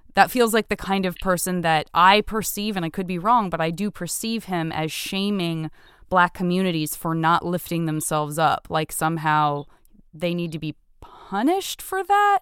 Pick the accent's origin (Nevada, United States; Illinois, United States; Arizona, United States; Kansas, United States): Arizona, United States; Tucson; I'm from Arizo, Tucson, Arizona.